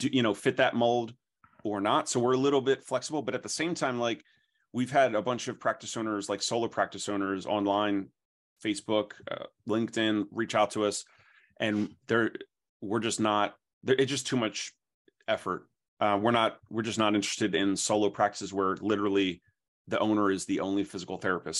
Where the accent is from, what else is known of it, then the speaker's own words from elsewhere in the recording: New Jersey, United States; also born or lived in Philadelphia, Pennsylvania; I'm from South Jersey